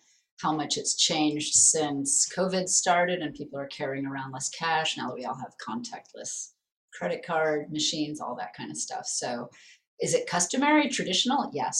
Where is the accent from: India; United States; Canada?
United States; now in Paris, France; Yeah, so obviously we're both from the United States